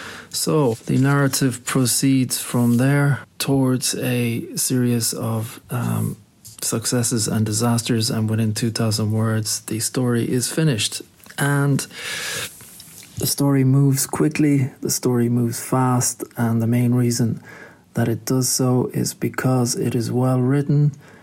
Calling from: Shanghai, China; I'm calling today from Shanghai in China.

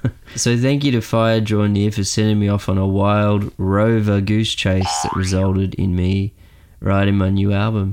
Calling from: Sydney, New South Wales, Australia; I'm calling from Sydney, Australia.

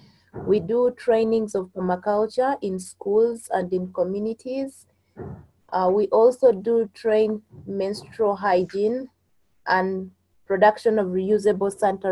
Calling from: Central Region, Uganda; I'm live from Uganda, 50 kilometers from Kampala.

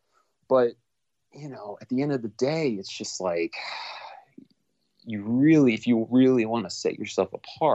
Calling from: Los Angeles, California, United States; also born or lived in North Carolina; I am calling you from Los Angeles, California.

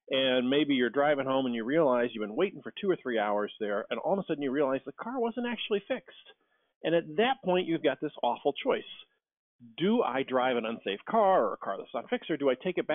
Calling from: Cleveland, Ohio, United States; I am in Cleveland, Ohio.

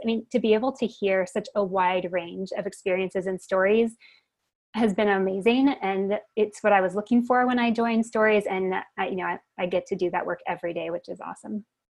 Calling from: Bend, Oregon, United States; I'm calling from beautiful Bend, Oregon, in the mountains.

